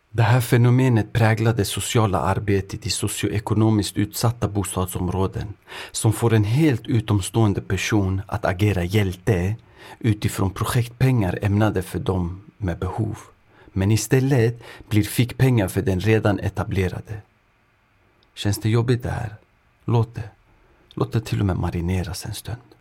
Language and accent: Swedish; Sweden; also born or lived in Örebro; jag själv är född och uppvuxen i Sverige men har föräldrar från östra Kurdistan, idag västra Iran